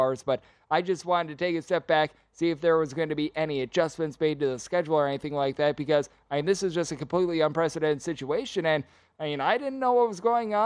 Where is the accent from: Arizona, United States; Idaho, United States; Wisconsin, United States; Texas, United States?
Wisconsin, United States; my home state Green Bay Packers